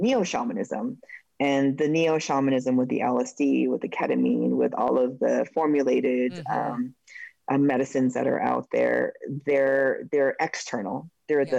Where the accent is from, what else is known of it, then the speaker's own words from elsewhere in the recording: Oregon, United States; My home state of Oregon